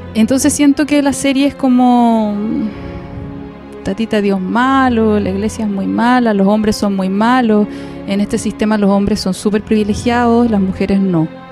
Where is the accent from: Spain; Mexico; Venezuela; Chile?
Chile; soy chilena